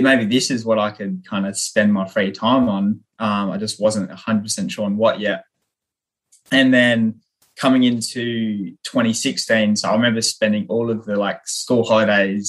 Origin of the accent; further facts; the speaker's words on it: Renmark, South Australia, Australia; my hometown in Renmark, South Australia